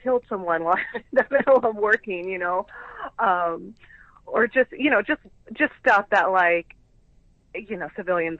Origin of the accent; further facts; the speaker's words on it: Chicago, Illinois, United States; also born or lived in Florida; Yeah, so I grew up in a little bit of Chicago, a little bit of Florida.